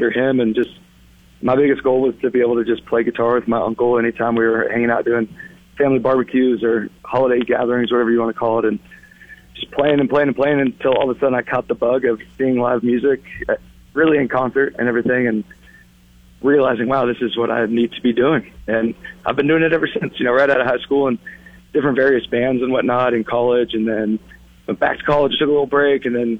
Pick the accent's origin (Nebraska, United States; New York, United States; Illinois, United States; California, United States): California, United States; Yuba City; in Yuba City, my hometown